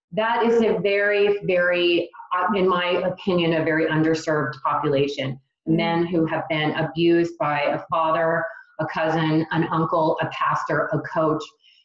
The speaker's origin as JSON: {"language": "English", "region": "Texas", "country": "United States", "lives_now": "Charlotte, United States", "said": "I've only been in the Charlotte area for about a year and a half. I'm a transplant from Texas."}